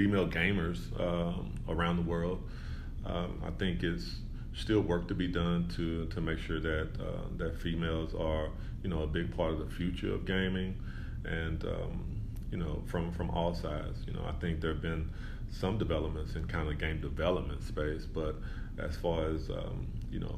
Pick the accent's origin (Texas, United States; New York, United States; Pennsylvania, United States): Texas, United States; Dallas; so I'm from Dallas originally. I grew up in Dallas